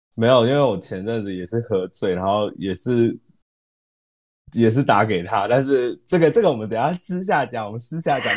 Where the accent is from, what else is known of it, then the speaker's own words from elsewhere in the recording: Taiwan; moved away; also born or lived in United States; 我是台湾人，但我之前在美国